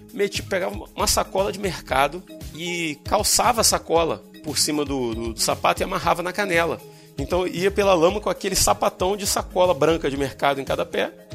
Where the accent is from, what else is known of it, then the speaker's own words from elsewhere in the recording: Chatuba, Rio de Janeiro, Brazil; onde eu fui criado